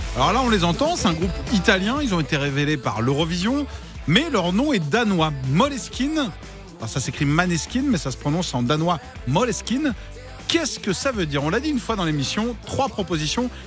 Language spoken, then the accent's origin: French; Cholet, Pays de la Loire, France; je suis de Cholet